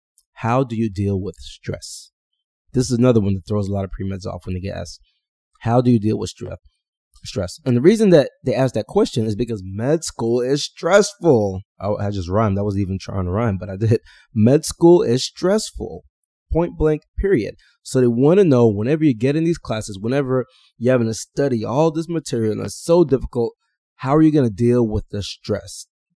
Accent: Houston, Texas, United States; I grew up outside of Houston, Texas.

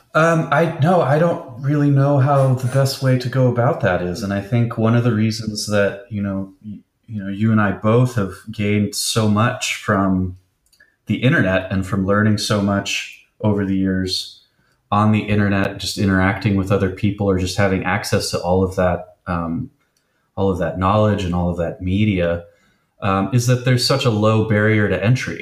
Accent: Bay Area, California, United States; growing up in the Bay Area, being so close to Berkeley and San Francisco

